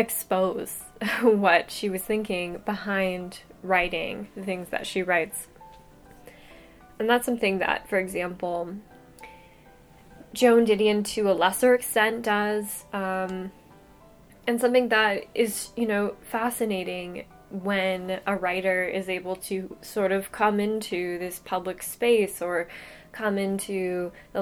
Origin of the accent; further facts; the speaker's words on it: Tucson, Arizona, United States; my hometown, Tucson, Arizona